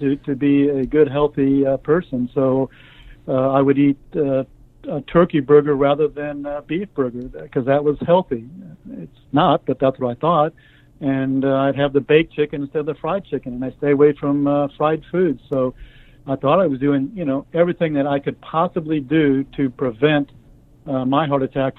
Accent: Omaha, Nebraska, United States; I grew up in Omaha, Nebraska

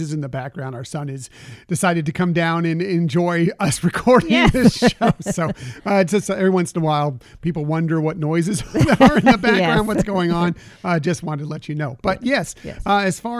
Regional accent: West Coast, United States; I grew up here on the West Coast.

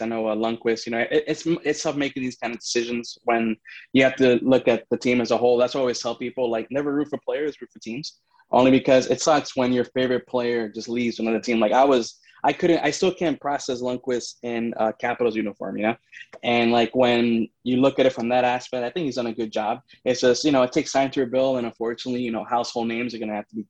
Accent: New York, United States; And then, like, obviously, since I'm a New Yorker, like, I would rank my top 2 teams, like, the Rangers, the Islanders

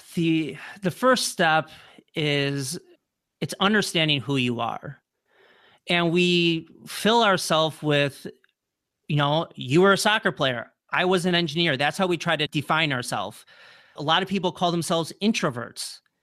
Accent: Wisconsin, United States; moved away as an adult; also born or lived in New Orleans; I'm from Wisconsin, I moved to New Orleans

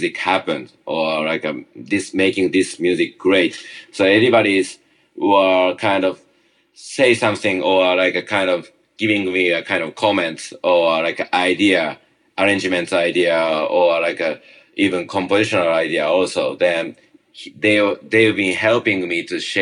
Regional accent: Tokyo, Japan; English is a second language; moved away as an adult; also born or lived in small island in Japan; now in New York City, United States; I was originally from Tokyo, it's a kind of big kind of city.

